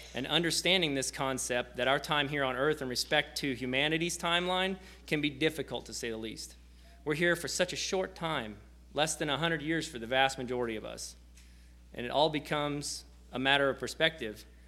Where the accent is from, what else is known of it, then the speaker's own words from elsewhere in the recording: near Osage City, Kansas, United States; I'm from Section, which is uh, just outside of Osage City, so about 30 miles southwest of Topeka